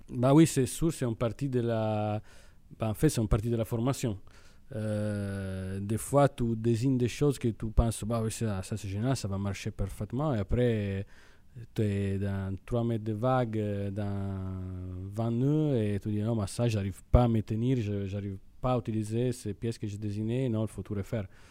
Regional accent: Italy; accent: Italian; French is a second language; moved away as an adult; now in Brittany, France; je suis italien peut-être l'accent c'est c'est assez évident

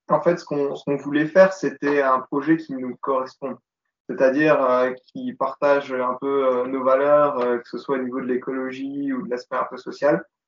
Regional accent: Yutz, Grand Est, France; Et Chloé et moi, on est originaire de, du côté de Thionville, Yutz plus précisément

